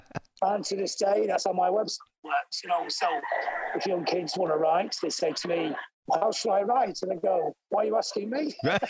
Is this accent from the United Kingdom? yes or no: yes; Blackpool, North West England, United Kingdom; and we were growing up in Blackpool in England, which is a seaside town. It's like Coney Island.